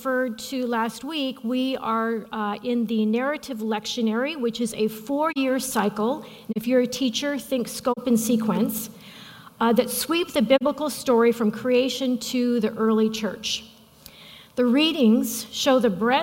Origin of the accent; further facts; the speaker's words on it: Midwest, United States; I'm from the Midwest